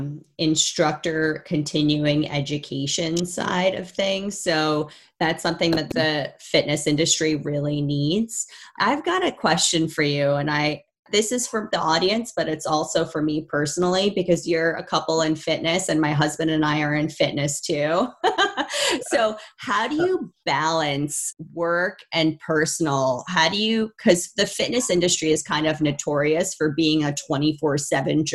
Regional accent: New York, United States; moved away; I'm from New York

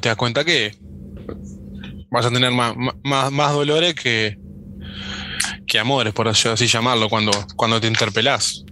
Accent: Artigas, Uruguay; yo soy de Artigas

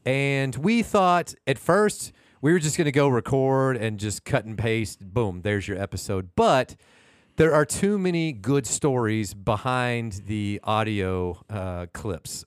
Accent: Houston, Texas, United States; I'm, I'm from Houston, Houstonian

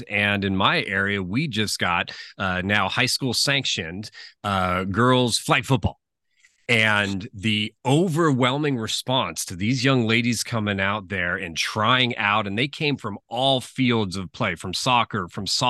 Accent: San Mateo, California, United States; I grew up in San Mateo, California

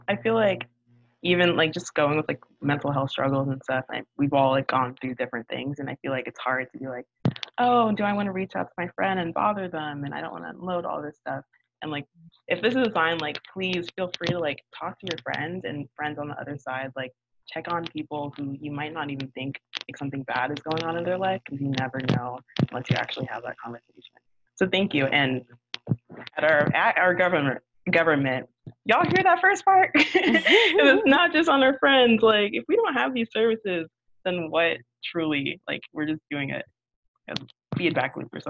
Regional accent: Florida, United States; maybe it's just because I am from Florida, so I follow up people

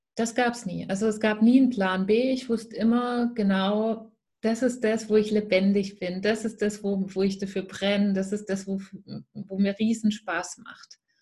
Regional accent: Swabia, near Stuttgart, Baden-Württemberg, Germany; accent: Swabian; der eine oder andere hört es natürlich sehr schnell. Ich komme aus dem Schwäbischen und zwar aus der Nähe von Stuttgart. Dort ähm, bin ich auch gebürtig her

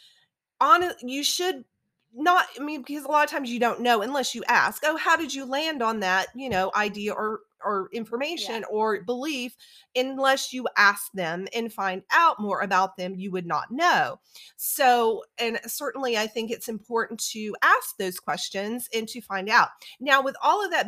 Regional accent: South Louisiana, United States; also born or lived in Alabama; now in Atlanta, United States; I graduated from the University of Alabama, and I grew up in South Louisiana, which is near New Orleans

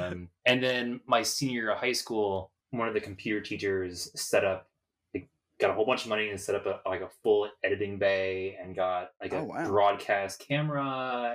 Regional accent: Cincinnati, Ohio, United States; moved away as an adult; also born or lived in Chicago; I was coming from Cincinnati

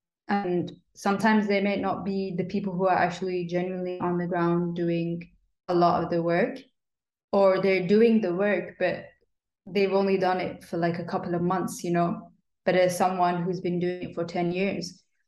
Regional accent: Sudan; also born or lived in United Kingdom; I think that boy was from Nigeria and I was from Sudan, so we were both like African from Africa, you know. And that had grown up in Britain.

